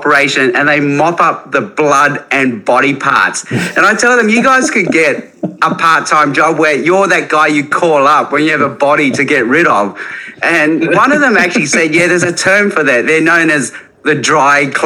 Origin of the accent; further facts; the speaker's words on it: Australia; also born or lived in Hong Kong / Chicago; I was born in Hong Kong, grew up in Australia